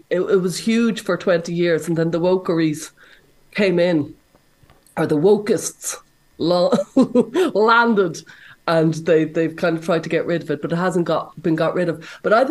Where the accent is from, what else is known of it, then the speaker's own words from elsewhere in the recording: Ireland; Sure, I'm Irish.